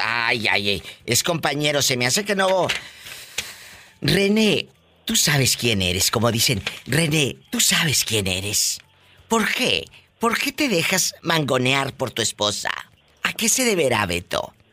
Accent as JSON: {"language": "Spanish", "town": "Matamoros", "region": "Tamaulipas", "country": "Mexico", "tie": "born or raised there", "said": "mi tierra, en Matamoros, Tamaulipas"}